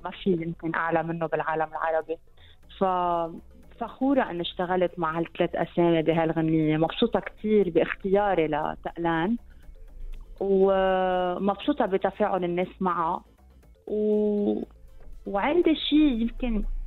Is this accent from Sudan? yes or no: no; Lebanon